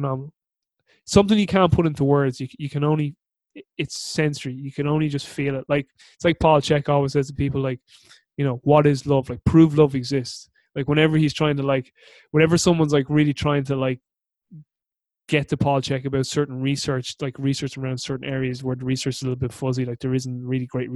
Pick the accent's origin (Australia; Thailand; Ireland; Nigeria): Ireland; I'm their adopted Irish son